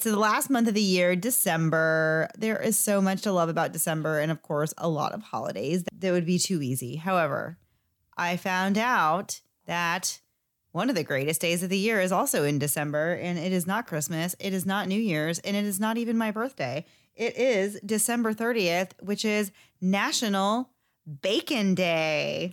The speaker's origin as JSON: {"language": "English", "region": "Florida", "country": "United States", "said": "we are from Florida"}